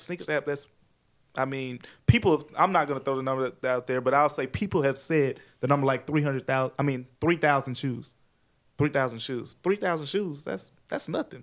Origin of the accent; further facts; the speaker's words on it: Memphis, Tennessee, United States; I'm born and raised in Memphis